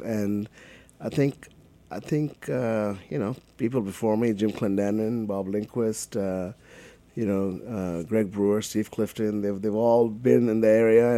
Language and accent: English; Kolkata, West Bengal, India; moved away as an adult; now in United States; I grew up in Calcutta